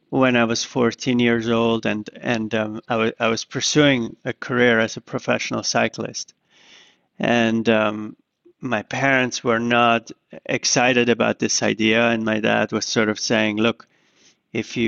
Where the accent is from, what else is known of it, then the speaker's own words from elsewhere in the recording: Zurich, Switzerland; now in New York, United States; I was growing up in Zurich